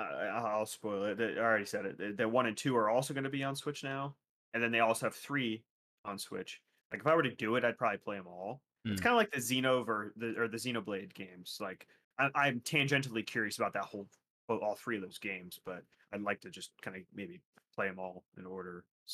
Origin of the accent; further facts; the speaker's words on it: Florida, United States; Well, I'm from South Florida. It's right there.